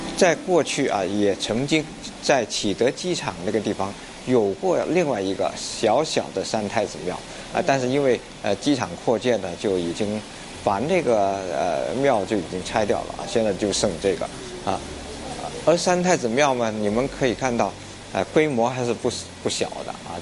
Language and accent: Chinese; Wuhua, Guangdong, China; 我家乡五花，也确实就是咔咔咔，就是打石头的